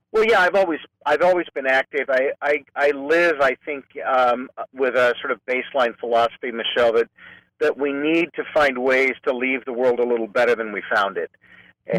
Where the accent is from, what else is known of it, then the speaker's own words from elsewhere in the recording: Clovis, California, United States; moved away as an adult; also born or lived in Fresno / Modesto; now in San Francisco, United States; I'm a native Californian. I grew up in Fresno in the farm region, actually in Clovis.